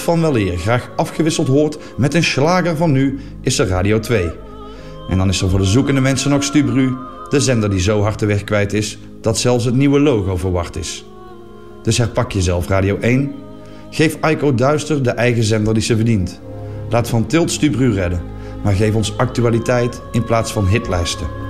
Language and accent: Dutch; Flanders, Belgium; Ik ben Vlaming